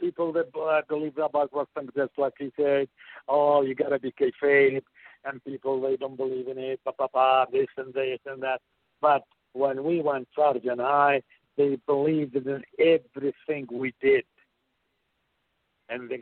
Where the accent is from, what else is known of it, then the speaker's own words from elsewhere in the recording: Baghdad, Baghdad Governorate, Iraq; moved away as an adult; also born or lived in Portland, Oregon; I am from Baghdad, Iraq